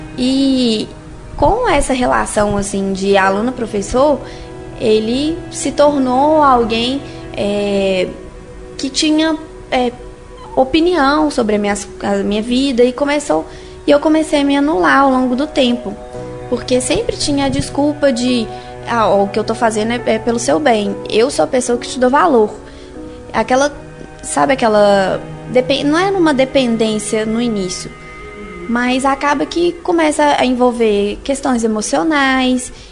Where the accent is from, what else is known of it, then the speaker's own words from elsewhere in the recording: Sete Lagoas, Minas Gerais, Brazil; moved away as an adult; now in Belo Horizonte, Brazil; Eu nasci aqui em BH, mas a vida inteira fui, fui criada em Sete Lagoas